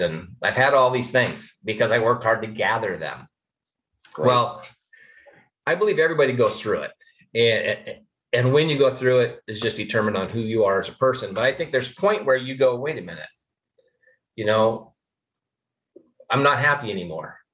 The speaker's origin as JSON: {"language": "English", "town": "Phoenix", "region": "Arizona", "country": "United States", "tie": "born or raised there", "said": "I grew up here in Phoenix, Arizona"}